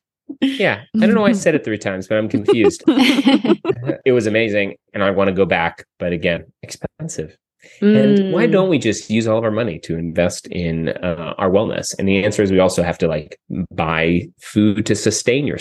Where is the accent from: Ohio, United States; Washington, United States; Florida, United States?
Florida, United States; Miami; I grew up in Miami, which is a small town in the southeastern United States